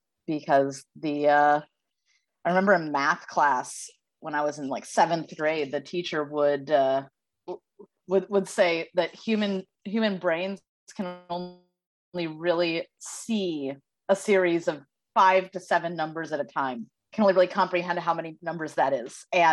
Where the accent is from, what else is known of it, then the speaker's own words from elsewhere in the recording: St. Louis, Missouri, United States; now in Los Angeles, United States; It's set in St. Louis, which is my hometown. And most people, like living in LA now, 30, unmarried, still dating, that's the norm.